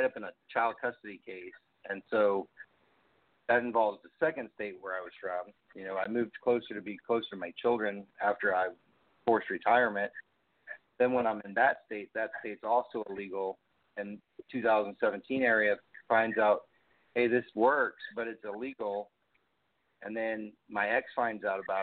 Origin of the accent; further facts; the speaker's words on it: Texas, United States; moved away as an adult; in the state of Texas where you're at, where my home state is